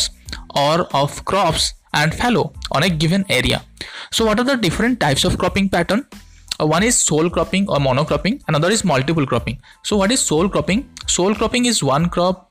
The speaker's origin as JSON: {"language": "English", "country": "India", "said": "from India"}